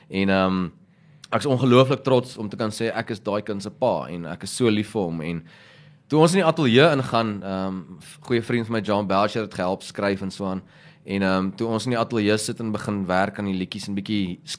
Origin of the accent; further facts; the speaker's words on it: Pretoria, Gauteng, South Africa; Ek het groot geword in Pretoria, maar ons nou soos ek gesê het, ehm um, nie in Garsfontein. So al my vriende is nog hierso. En toe trek ek nou plaas toe